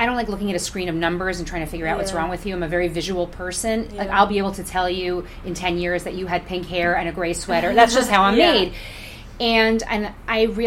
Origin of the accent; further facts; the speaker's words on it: New York, United States; also born or lived in Englewood, New Jersey; I was born in New York and raised in New York until I was a kid, and then we moved to Englewood, New Jersey. Okay. And but I still went to school in New York. So yes, I'm from here